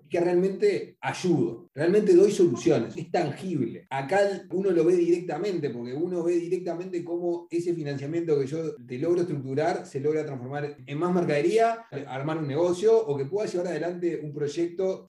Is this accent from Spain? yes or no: no; Uruguay; yo soy uruguayo